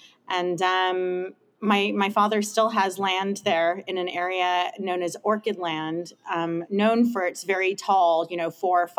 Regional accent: Los Angeles, California, United States; moved away as an adult; also born or lived in Hilo, Hawaii / Colorado; now in Whidbey Island, United States; I'm an Angeleno. I grew up in Los Angeles. I was born in Hawaii. On the island of Hawaii, actually in Hilo, which is the wet side. I grew up in Hollywood, actually.

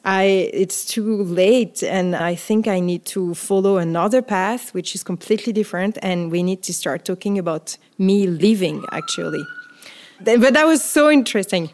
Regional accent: France; accent: French; English is a second language; also born or lived in Paris / New York City; listeners will hear my accent. So I'm French

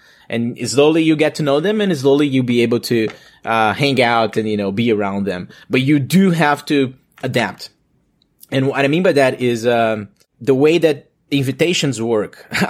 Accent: Brazil; English is a second language; moved away as an adult; now in Toronto, Canada; I'm from Brazil

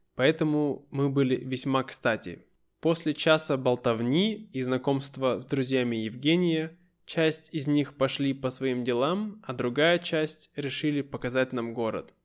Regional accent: Irkutsk, Irkutsk Oblast, Russia; moved away; в моем родном городе Иркутске

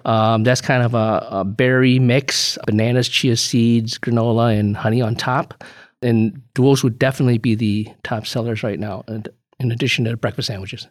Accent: Chicago, Illinois, United States; moved away as an adult; also born or lived in Urbana-Champaign, Illinois; now in West Bend, United States; I, I grew up in Chicago, went downstate for school and then moved back to Chicago to work

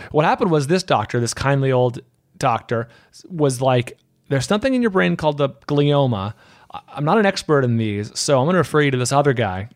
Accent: San Francisco Bay Area, California, United States; moved away as an adult; now in Los Angeles, United States; I'm from the Bay Area, San Francisco Bay Area

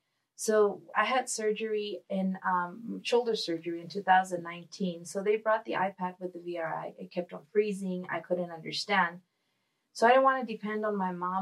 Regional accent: El Paso, Texas, United States; born or raised there

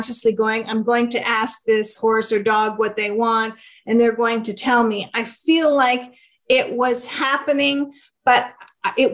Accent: Canada; I'm Canadian, so we say grade 4

